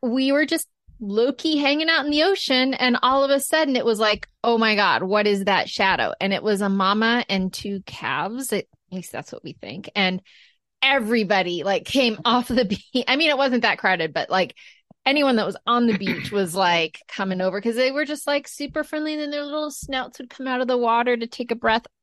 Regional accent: Maine, United States; we're all from Maine

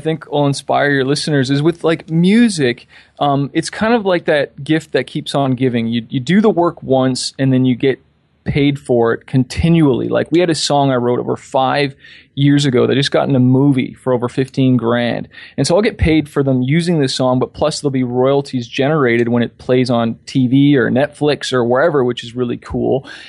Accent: Toronto, Ontario, Canada; also born or lived in California; now in Toronto, Canada; I'm from Toronto, Canada. I've been in Cali for 3 years. My daughter was born there. And I'm back in Toronto because we had our daughter, so I wanted to be closer with family.

